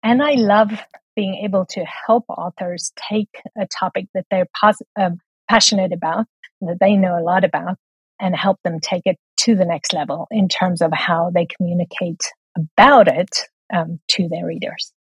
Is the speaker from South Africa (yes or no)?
yes; South Africa; moved away as an adult; also born or lived in Taiwan; so if I sound a little bit funny, it's because I'm from South Africa.